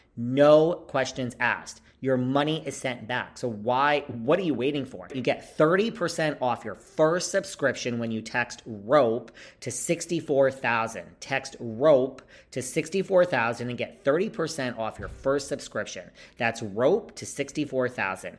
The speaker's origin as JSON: {"language": "English", "region": "New York", "country": "United States", "said": "I'm from New York"}